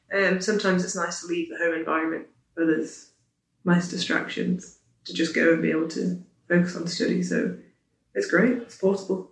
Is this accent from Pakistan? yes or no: no; Isle of Man; I'm from the Isle of Man, studying the ACCA